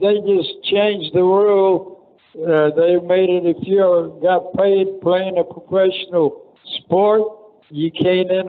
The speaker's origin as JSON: {"language": "English", "country": "Poland", "moved": "yes", "lives_now": "United States", "said": "I came to America from Poland"}